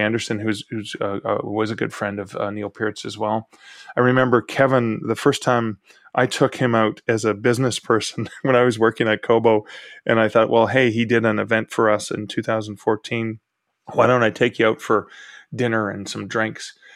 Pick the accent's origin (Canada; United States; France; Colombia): Canada